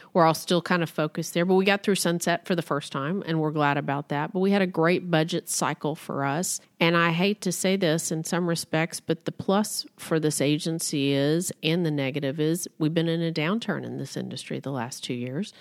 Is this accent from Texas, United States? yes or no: yes; Midland, Texas, United States; also born or lived in Austin, Texas; I grew up in Midland, Texas, the heart of the oil and gas industry in this country